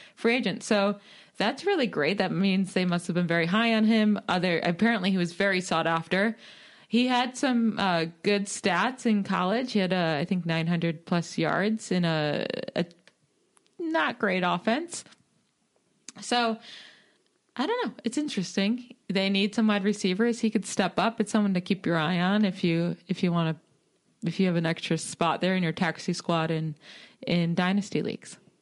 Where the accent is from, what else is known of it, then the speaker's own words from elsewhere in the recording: Syracuse, New York, United States; I'm from Syracuse